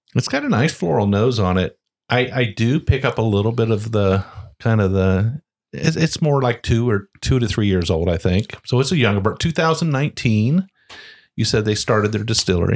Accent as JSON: {"language": "English", "region": "Ohio", "country": "United States", "tie": "born or raised there", "moved": "yes", "said": "I grew up in Ohio"}